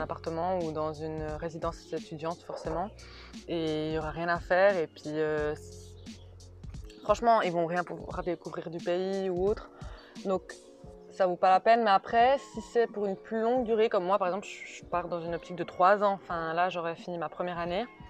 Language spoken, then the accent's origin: French; Neuchâtel, Switzerland; moved away as an adult; now in Brussels, Belgium; je suis née à Neuchâtel, j'ai vécu à Neuchâtel et toute ma vie a été basée sur Neuchâtel.